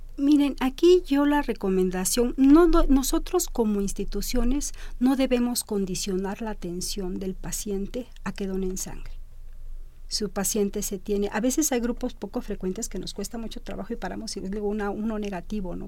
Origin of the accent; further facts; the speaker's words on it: Mexico; Como mexicanos